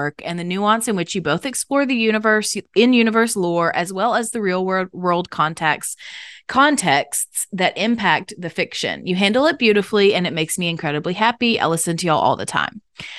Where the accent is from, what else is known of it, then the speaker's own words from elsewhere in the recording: Canada; My mother is African American and of a slave trade brought line, and I was born and raised in Canada.